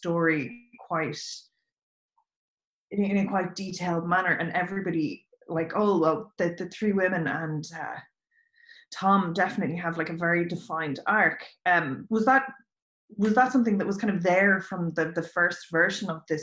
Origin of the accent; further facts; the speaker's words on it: Ireland; our own history with the land as an Irish nation